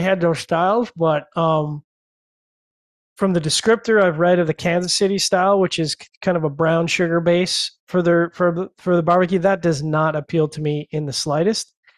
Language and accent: English; Canada; I'm Canadian